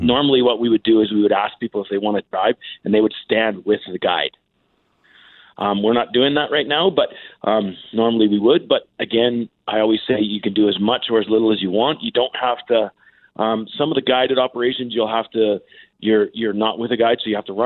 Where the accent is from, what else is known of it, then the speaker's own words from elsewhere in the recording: Calgary, Alberta, Canada; also born or lived in Yellowknife; now in Canmore, Canada; I grew up in Calgary